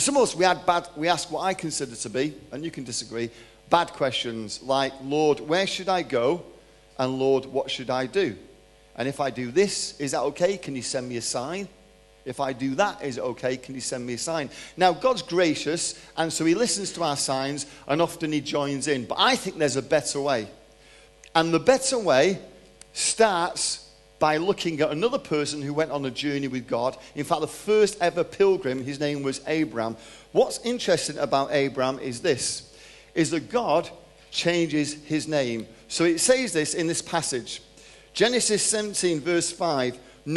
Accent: Manchester, North West England, United Kingdom; moved away as an adult; also born or lived in London; now in Texas, United States; I'm 53 years old, from Manchester, born in London, grew up in Manchester, moved to Texas 13 years ago

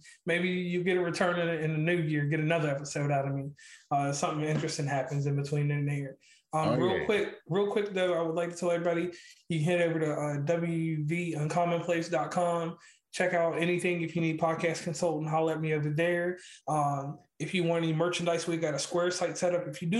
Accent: Virginia, United States; I'm from Virginia, so below the Mason-Dixon line

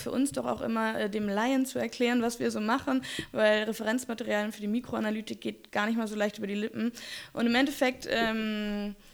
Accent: Kiel, Schleswig-Holstein, Germany; Ich komme aus Kiel, also Strand.

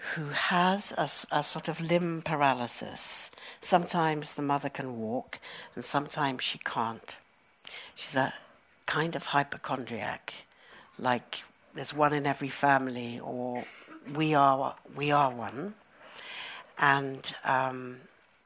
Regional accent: United Kingdom; also born or lived in Johannesburg, South Africa; My country of origin is South Africa. I was born in Johannesburg, and we left when I was 9 years old, and I grew up in Britain

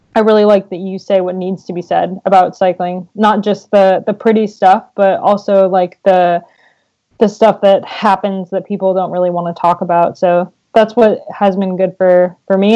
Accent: United States; as an American racing the classics

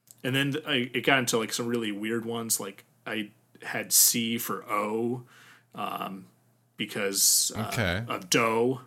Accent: Midwest, United States; first language English; also born or lived in Germany; growing up in the Midwest

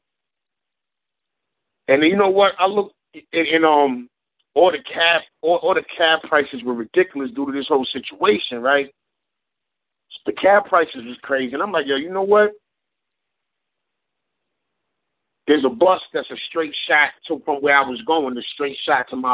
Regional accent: New York City, New York, United States; Born and raised in New York City, man, from Brooklyn, from the start.

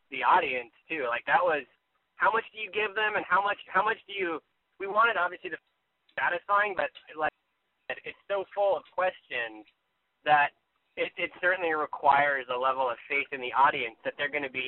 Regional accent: Flagstaff, Arizona, United States; I'm from Flagstaff, Arizona

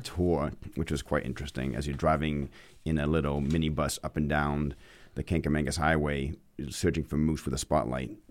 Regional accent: Auburn, Maine, United States; accent: Maine; moved away as an adult; also born or lived in Boston; now in Bedford, United States; when I was growing up in Maine, people asked me where my accent was from

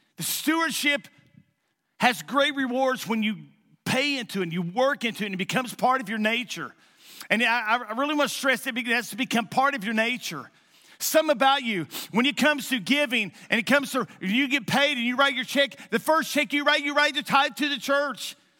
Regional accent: Eastern Kentucky, United States; moved away; also born or lived in Jackson, Missouri; I'm a nobody from Eastern Kentucky

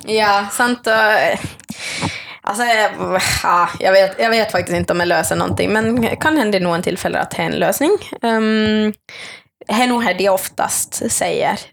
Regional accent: Finland; accent: Finland Swedish; moved away; also born or lived in Norway; jag kommer från Finland eh, opprinnelig, men jag snakker svensk. Eh, jag är finlandssvensk

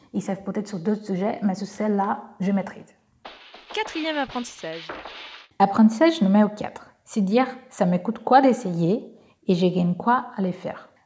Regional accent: Brazil; accent: Brazilian; French is a second language; moved away as an adult; now in France; je suis brésilienne, j'ai un petit accent

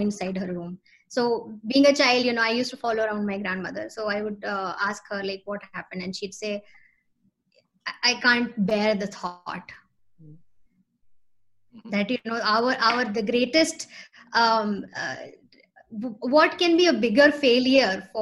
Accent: Lucknow, Uttar Pradesh, India; also born or lived in Noida; I grew up like, you know, most of my life, I grew up in Lucknow.

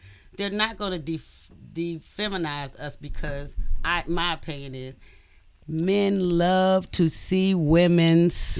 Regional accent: Washington, District of Columbia, United States; I'm from Southeast.

